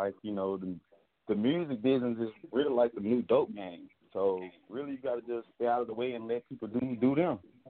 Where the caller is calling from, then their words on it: Florida, United States; I'm calling from Florida right now.